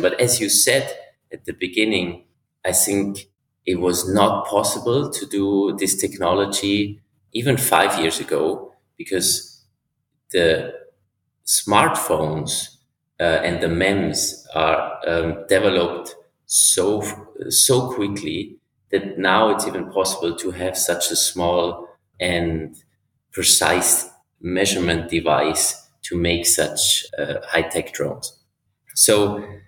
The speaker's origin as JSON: {"language": "English", "country": "Switzerland", "said": "from Switzerland"}